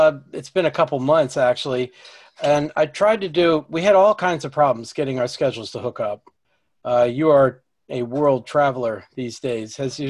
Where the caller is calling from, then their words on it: Marlborough, Connecticut, United States; I'm podcasting from Marlborough, Connecticut